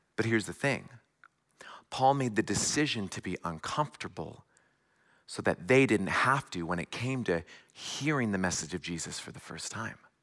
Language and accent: English; a little north of Seattle, Washington, United States; moved away as an adult; also born or lived in Southern California / Silicon Valley; now in Midwest, United States; am originally from, uh, the West Coast. I was born a little north of Seattle